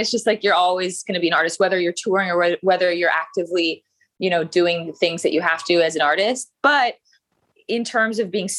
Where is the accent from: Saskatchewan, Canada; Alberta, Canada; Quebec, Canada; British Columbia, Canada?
Alberta, Canada; Calgary; moved away as an adult; also born or lived in Vancouver / Toronto / New York / Los Angeles; now in United States; I'm from Calgary, Canada.